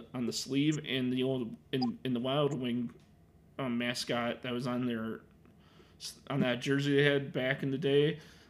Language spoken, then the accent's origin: English; Chicago, Illinois, United States; I'm from Chicago